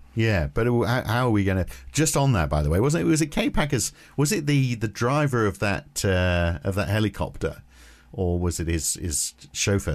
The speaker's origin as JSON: {"language": "English", "country": "United Kingdom", "tie": "born or raised there", "said": "I was growing up in the U K"}